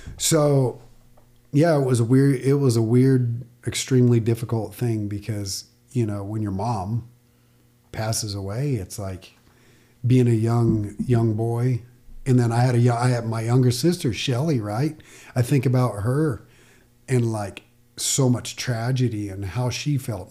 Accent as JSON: {"language": "English", "town": "Yucca Valley", "region": "California", "country": "United States", "tie": "born or raised there", "said": "I grew up younger, Yucca Valley"}